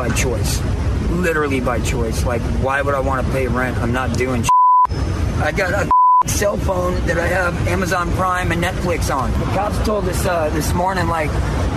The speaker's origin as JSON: {"language": "English", "country": "United States", "moved": "as an adult", "lives_now": "San Francisco, United States", "said": "Louisiana, Texas area"}